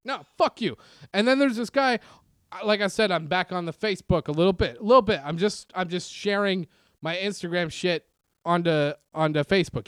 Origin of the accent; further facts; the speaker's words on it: Canada; moved away; also born or lived in Reseda, California; Growing up in Canada